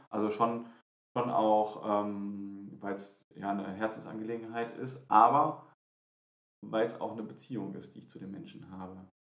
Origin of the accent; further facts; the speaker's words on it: Wuppertal, North Rhine-Westphalia, Germany; in meiner Gemeinde in, in Wuppertal, äh, also in meiner Heimat